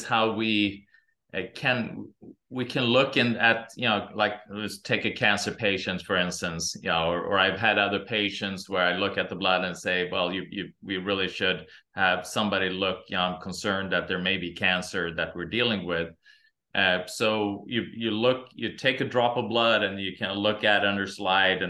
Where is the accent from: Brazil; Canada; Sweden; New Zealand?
Sweden; also born or lived in Santa Monica, California; now in Meridian, United States; I'm originally from Sweden